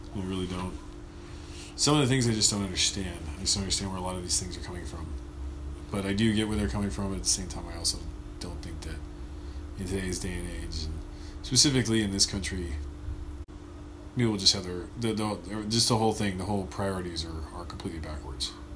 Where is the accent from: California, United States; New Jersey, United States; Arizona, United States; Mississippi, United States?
California, United States; Los Angeles; I grew up in North Los Angeles